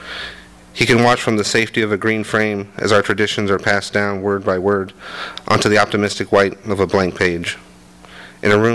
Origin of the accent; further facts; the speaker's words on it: Commerce, California, United States; I grew up in Commerce, which meant either you went to Bell Gardens High School or Montebello High School